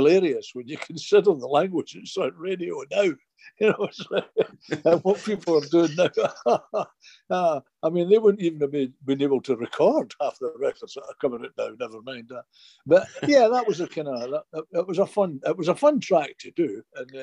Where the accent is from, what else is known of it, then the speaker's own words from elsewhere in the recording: United Kingdom; we came from Britain